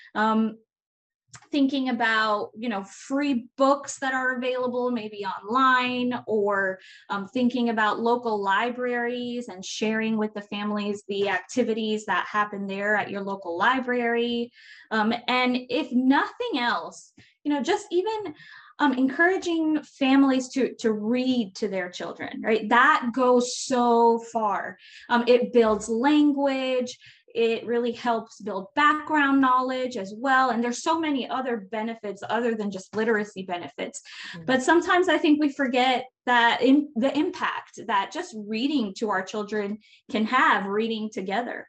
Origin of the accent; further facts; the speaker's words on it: Florida, United States; I'm from Florida